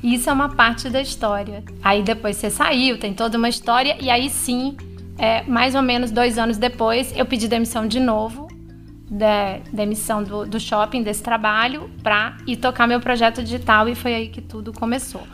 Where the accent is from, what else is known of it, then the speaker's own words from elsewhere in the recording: São Luís, Maranhão, Brazil; moved away as an adult; a gente voltou para minha cidade natal